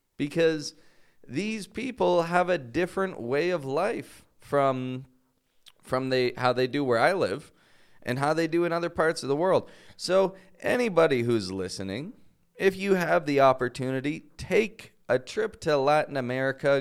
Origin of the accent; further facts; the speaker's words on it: Toronto, Ontario, Canada; now in Mexico; I'm from Toronto, from Canada